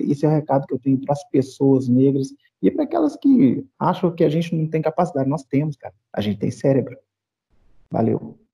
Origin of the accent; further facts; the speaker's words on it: Brazil; now in Belo Horizonte, Brazil; Ser negro no Brasil, não sei, não sei no resto do mundo, que eu só vivi aqui.